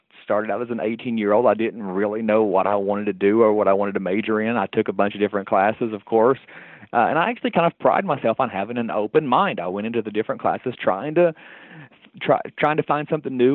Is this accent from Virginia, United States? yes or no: yes; southwestern Virginia, United States; moved away as an adult; also born or lived in Tennessee / Omaha, Nebraska; now in West Virginia, United States; I'm from originally southwestern Virginia. My home is about 45 minutes off of the kind of southernmost, point in West Virginia